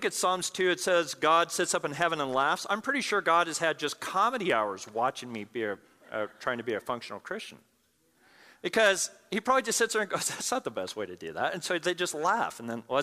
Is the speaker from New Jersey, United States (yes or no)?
no; Pueblo, Colorado, United States; I grew up in Pueblo, Colorado